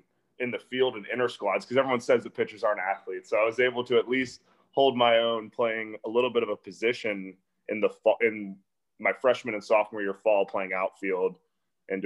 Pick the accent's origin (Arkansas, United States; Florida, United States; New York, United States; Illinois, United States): Florida, United States; Orlando; also born or lived in North Carolina; I was born in North Carolina, but I actually grew up in Orlando, Florida my entire life